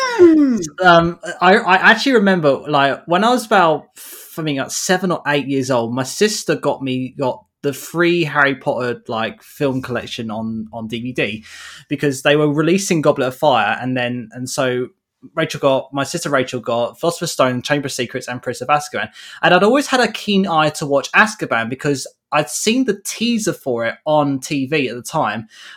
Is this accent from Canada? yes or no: no; United Kingdom; a Brit growing up in like the early 2000s